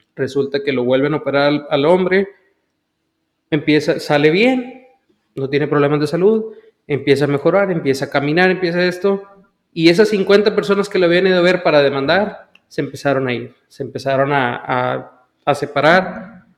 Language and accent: Spanish; Brownsville, Texas, United States; nací en la ciudad de Brownville, Texas